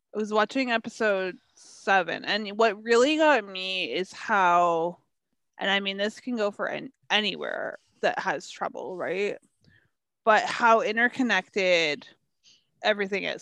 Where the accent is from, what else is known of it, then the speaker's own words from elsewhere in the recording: Canada; being a Canadian and a Canadian who's into hockey